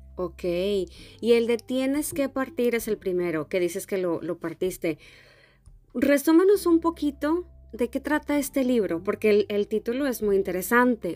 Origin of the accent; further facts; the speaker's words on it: Mexico; moved away; a los mexicanos nos relacionan mucho con los españoles